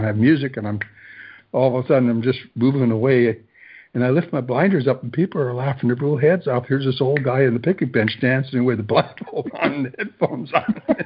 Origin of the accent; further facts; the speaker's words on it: Toronto, Ontario, Canada; now in Belleville, Canada; I grew up in Toronto as well